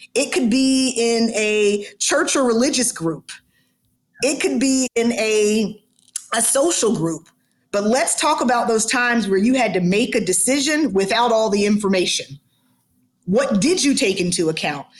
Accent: Atlanta, Georgia, United States; I'm born and raised in Atlanta

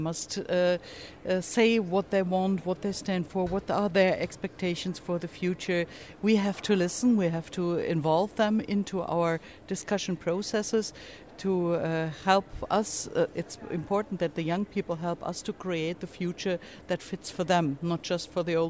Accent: Germany; I'm from Germany.

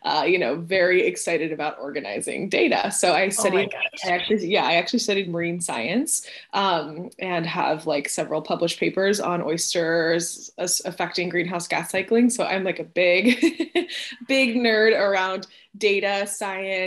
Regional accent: Houston, Texas, United States; also born or lived in Venezuela; I'm originally from Venezuela and I moved to Houston when I was 7. So I've been in Texas for most of my life

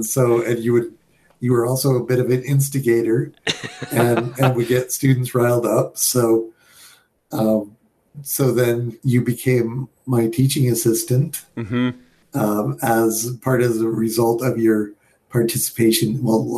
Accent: New York, United States; also born or lived in Colorado; So I was born in Colorado at the Air Force Academy, but I don't remember all of that. We were born in my dad was Air Force, so he moved around a lot until he went to Vietnam, and then we moved up to northern New York

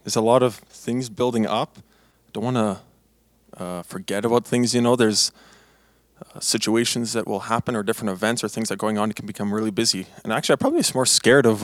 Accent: Blumenort, Manitoba, Canada; I'm from Blumenort, Manitoba. Uh, that's uh, not very common place to come from, but it's where I am from.

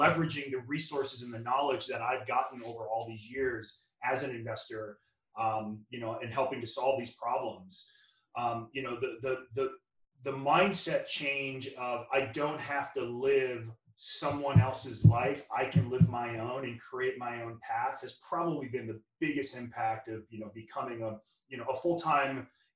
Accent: Louisiana, United States; now in Redondo Beach, United States; I'm from Louisiana, which you probably can tell from my Saints helmet here behind me.

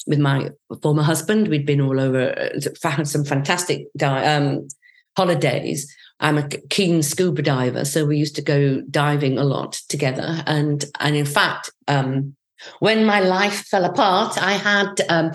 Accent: Yorkshire and the Humber, United Kingdom; I was born and brought up in Yorkshire

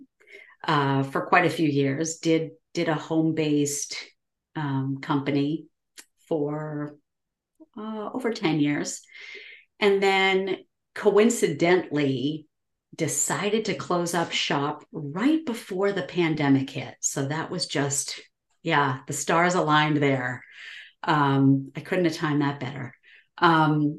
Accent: New England, United States; I grew up in New England, born and raised, and been here most of my life.

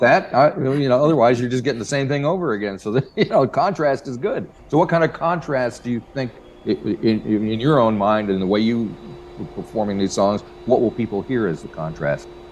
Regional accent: Western Pennsylvania, United States; I grew up in Western Pennsylvania

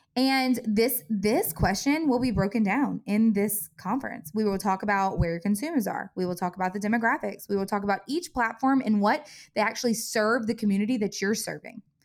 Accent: Covington, United States; my hometown, Covington

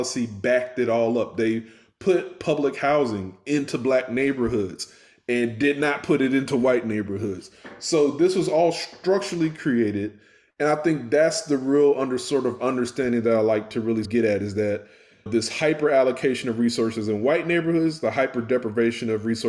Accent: Houston, Texas, United States; also born or lived in Memphis / Atlanta; now in Baltimore, United States; growing up in the Houston area

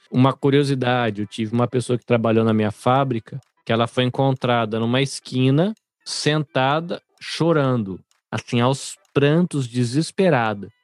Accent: Brazil; now in Japan; enquanto brasileiro que sou

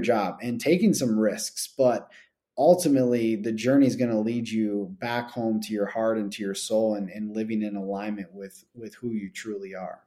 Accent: Buffalo, New York, United States; I grew up in Buffalo

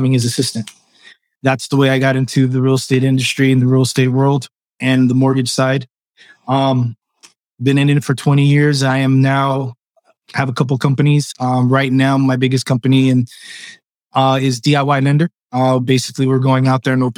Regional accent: Los Angeles, California, United States; first language Spanish; English is a second language; I was born in Los Angeles, California. I am of Cuban descent

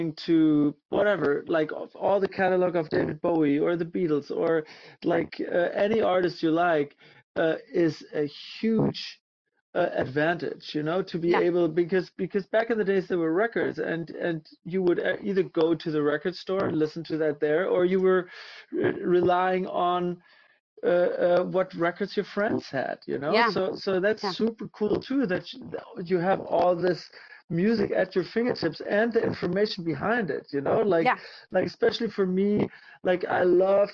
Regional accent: Münster, North Rhine-Westphalia, Germany; moved away as an adult; also born or lived in Hamburg, Germany; now in Los Angeles, United States; I'm originally from Germany. I grew up in a town called Münster in northwest Germany

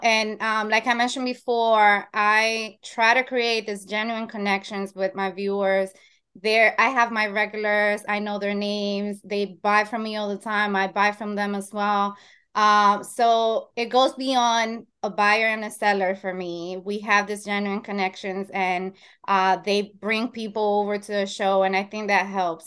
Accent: Dominican Republic; now in Long Island, New York, United States; I am Dominican, that's my home country, Dominican Republic, and I am based in New York, Long Island

